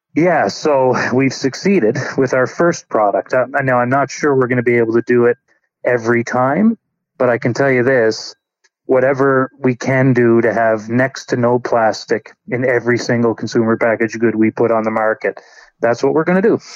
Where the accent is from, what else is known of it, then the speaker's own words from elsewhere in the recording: New Brunswick, Canada; moved away as an adult; also born or lived in Alberta; I grew up in in New Brunswick although I was in Alberta for the last 16 years